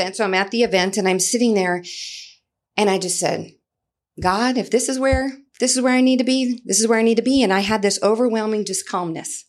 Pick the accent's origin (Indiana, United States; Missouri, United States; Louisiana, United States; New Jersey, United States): Louisiana, United States; New Iberia; moved away as an adult; also born or lived in Lafayette, Louisiana; now in Goodyear, Arizona, United States; I'm originally from New Iberia, Louisiana, and I can remember being fifteen years old, cheering on the football field at New Iberia Senior High School